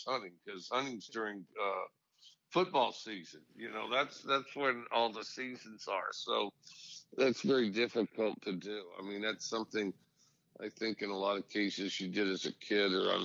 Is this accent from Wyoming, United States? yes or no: yes; Cody, Wyoming, United States; moved away; I grew up in Cody, Wyoming.